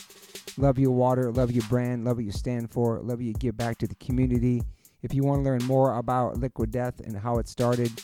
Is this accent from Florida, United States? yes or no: no; New York, United States; I grew up in New York